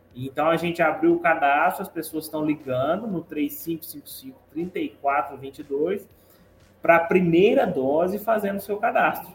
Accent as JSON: {"language": "Portuguese", "town": "Guaranésia", "region": "Minas Gerais", "country": "Brazil", "tie": "born or raised there", "said": "ser filho e membro dessa terra"}